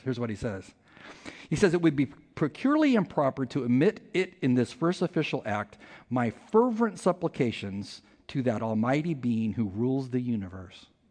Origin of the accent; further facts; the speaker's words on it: California, United States; I'm from California